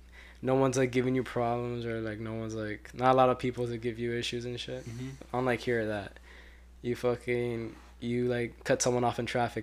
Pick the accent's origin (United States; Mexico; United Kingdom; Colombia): Colombia; I'm Colombian.